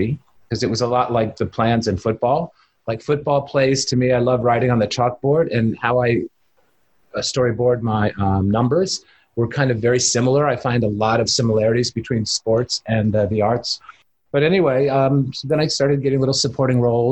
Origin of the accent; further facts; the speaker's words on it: Pittsburgh, Pennsylvania, United States; growing up in Pittsburgh